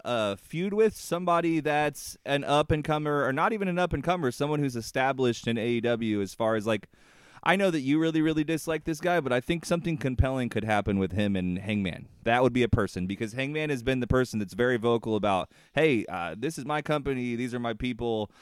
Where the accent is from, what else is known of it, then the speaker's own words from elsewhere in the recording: Indiana, United States; accent: Hoosier; my Hoosier accent